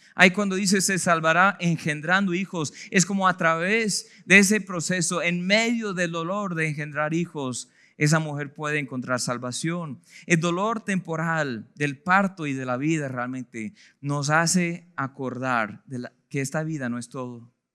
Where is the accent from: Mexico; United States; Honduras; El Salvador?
United States; now in Colombia; mi país de procedencia, yo vengo de los Estados Unidos